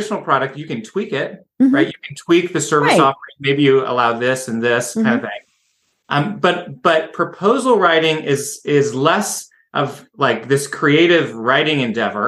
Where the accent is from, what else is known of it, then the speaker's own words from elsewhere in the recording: Seattle, Washington, United States; moved away as an adult; now in Idaho, United States; I'm from Seattle originally